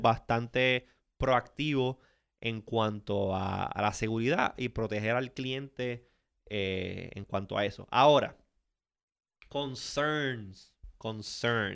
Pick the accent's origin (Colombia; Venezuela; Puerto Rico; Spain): Puerto Rico; de Puerto Rico siempre lo tienen en una zona media gris y no necesariamente somos considerados Latinoamérica ni tampoco somos considerados parte de Estados Unidos.